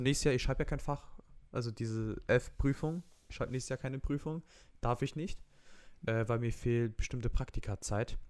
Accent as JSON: {"language": "German", "country": "Romania", "said": "ich bin Rumäne"}